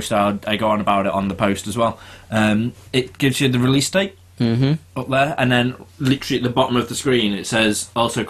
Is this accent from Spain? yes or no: no; England, United Kingdom; being English